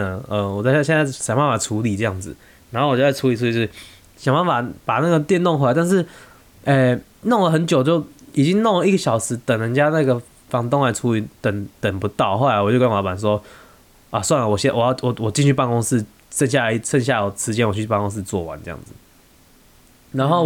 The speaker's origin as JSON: {"language": "Chinese", "country": "Taiwan", "said": "我们台湾人很喜欢在地震的时候发现洞"}